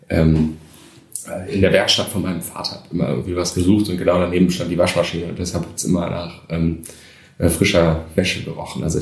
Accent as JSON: {"language": "German", "town": "Krefeld", "region": "North Rhine-Westphalia", "country": "Germany", "tie": "born or raised there", "lives_now": "Düsseldorf, Germany", "said": "Ähm, ich bin ja in Krefeld groß geworden. Äh, und da war ich auch relativ lang."}